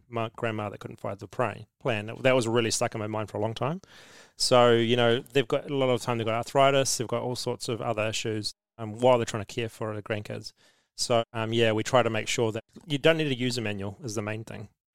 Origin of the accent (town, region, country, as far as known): New Zealand